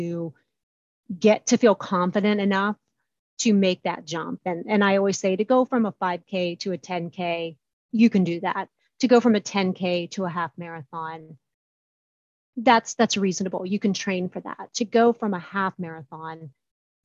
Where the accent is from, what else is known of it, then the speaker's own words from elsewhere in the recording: Columbus, Ohio, United States; I am from Columbus, Ohio